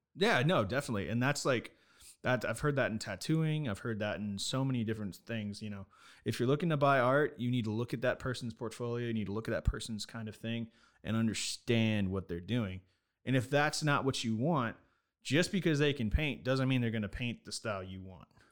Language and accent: English; Nevada, United States; I'm from Nevada